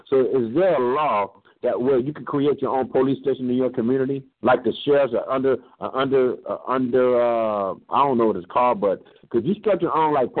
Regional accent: Compton, California, United States; also born or lived in Los Angeles; I'm from L.A. I was born in Compton

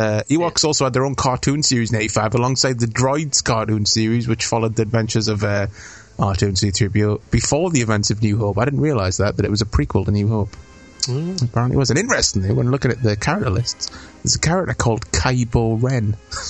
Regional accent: United Kingdom; just because I'm British

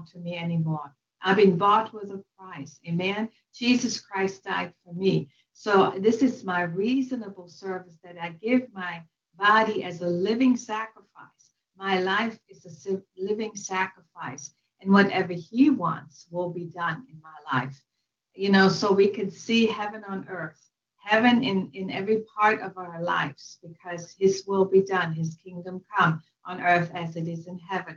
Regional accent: western Germany, Germany; moved away; I was born and raised in Western Germany

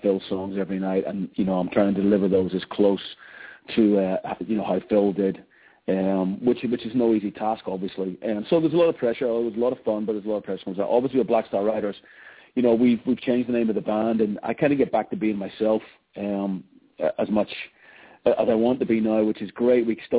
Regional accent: Ireland; being an Irish boy and growing up in …, and that band is the soundtrack of my youth

